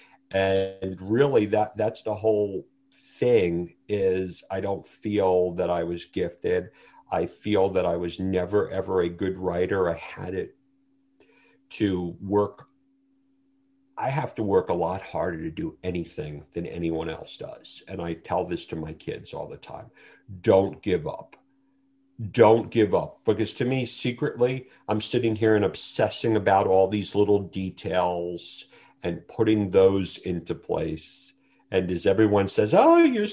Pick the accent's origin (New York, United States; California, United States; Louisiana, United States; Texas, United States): New York, United States; New York City; I grew up in Brooklyn, New York